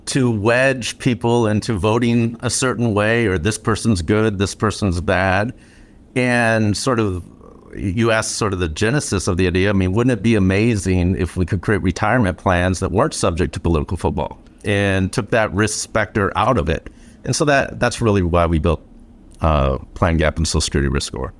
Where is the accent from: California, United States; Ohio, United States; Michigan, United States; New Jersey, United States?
Michigan, United States; Flint; growing up in Flint